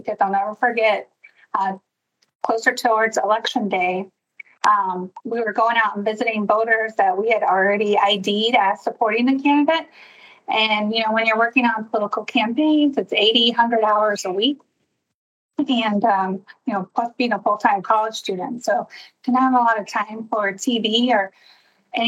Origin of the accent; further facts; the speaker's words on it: outside of Houston, Texas, United States; moved away as an adult; now in Northwest Indiana, United States; I was born in Houston and raised outside of Houston and spent most of my life in Texas